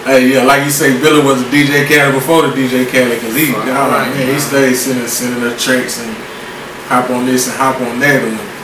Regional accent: Spring Hill, Louisiana, United States; Not from Lafayette, not from Lake Charles, I'm from Spring Hill, Louisiana, man. Cass City, be exact. Born and raised, man.

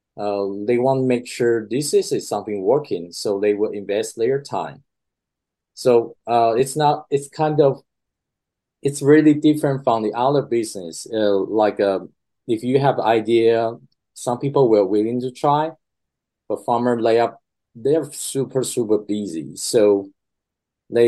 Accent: Taiwan; moved away as an adult; also born or lived in Boston; I grew up in Taiwan

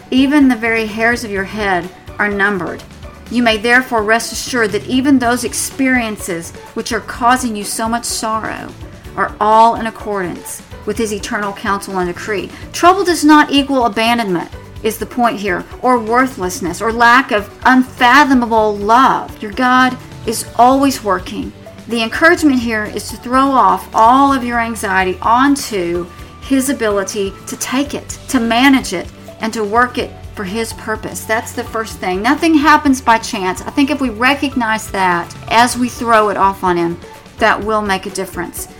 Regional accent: Tornado Alley, United States; moved away; I'm from Tornado Alley

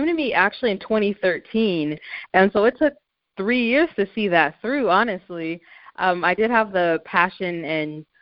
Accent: Tacoma, Washington, United States; also born or lived in Champaign, Illinois; I grew up in Champaign, Illinois, up until I was 9 years old, and then we moved to Tacoma, Washington, so that's pretty much where I grew up for middle school and high school

